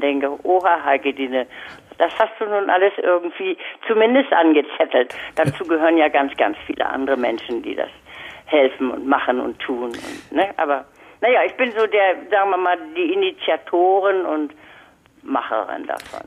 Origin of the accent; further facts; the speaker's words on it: Lübeck, Schleswig-Holstein, Germany; ich bin in Lübeck aufgewachsen